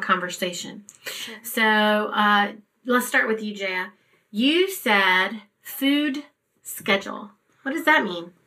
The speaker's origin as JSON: {"language": "English", "region": "North Carolina", "country": "United States", "tie": "born or raised there", "said": "we grew up in North Carolina"}